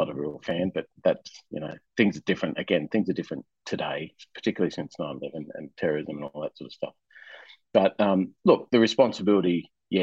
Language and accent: English; Rockhampton, Queensland, Australia; moved away as an adult; also born or lived in New South Wales; I left my hometown, which was in country Queensland, a little town called Rockhampton